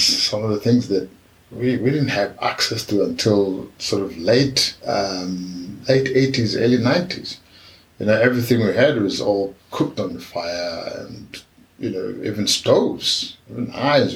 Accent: Maun, North-West District, Botswana; We grew up in Maun.

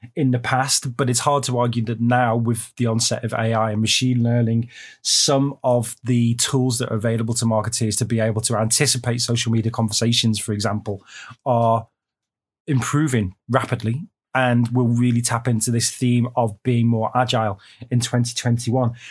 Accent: United Kingdom; now in China; I'm a Brit

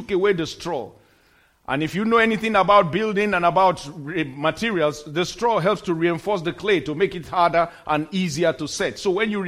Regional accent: Nigeria; moved away; In my home country, in Nigeria

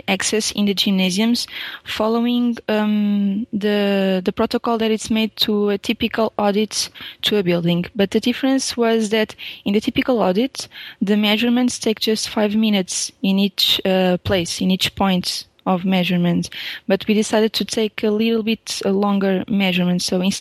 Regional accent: Portugal; English is a second language; I'm a Portuguese PhD student

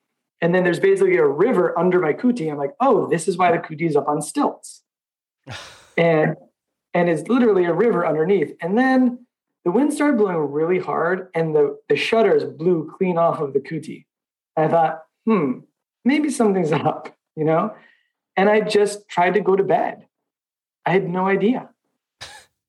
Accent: Boston, Massachusetts, United States; also born or lived in Myanmar; I'm from Boston

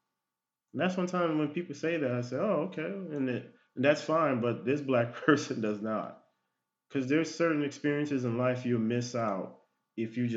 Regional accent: United States; I was born here in the United States.

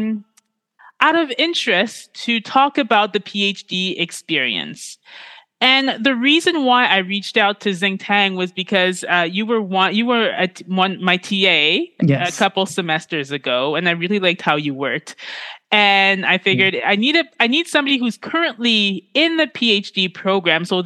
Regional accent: Ontario, Canada; I was born and raised in Canada

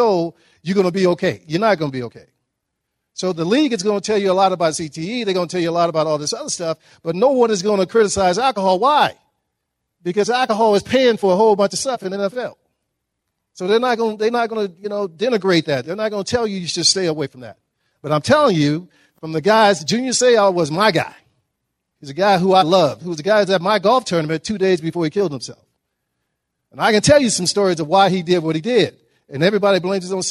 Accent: Dallas, Texas, United States; moved away as an adult; also born or lived in Notre Dame, Indiana; I grew up in Dallas, Texas, and we have plenty of dirty lakes

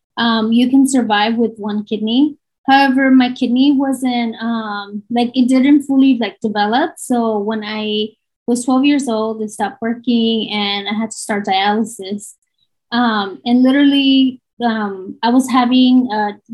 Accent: Southern California, United States; I am from Southern California

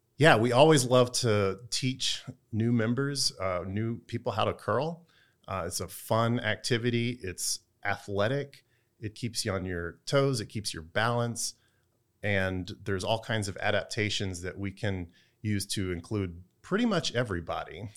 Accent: Texas, United States; now in Durham, United States; I'm from Texas

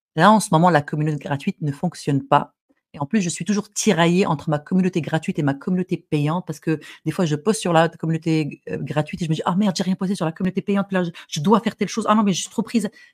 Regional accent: Morocco; je suis arabe, je suis marocaine, j'ai grandi au Maroc

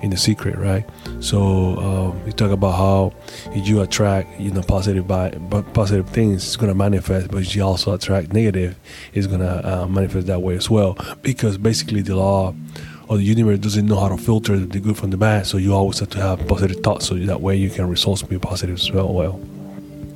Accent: Panama City, Panama; moved away; I'm actually in Panama City, Panama. Yeah, my hometown.

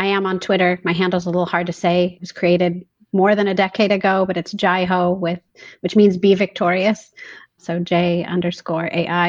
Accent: Huntington Beach, California, United States; I grew up in Huntington Beach, California

